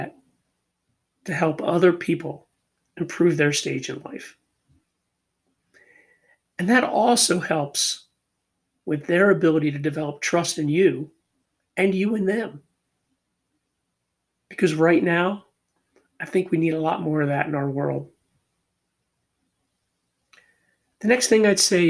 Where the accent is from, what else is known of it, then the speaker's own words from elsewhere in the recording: Philadelphia, Pennsylvania, United States; I'm born and raised in Philadelphia